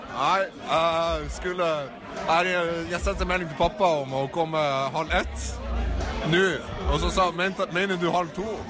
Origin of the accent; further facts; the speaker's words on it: Harstad, Troms, Norway; Harstad, min hjemby Harstad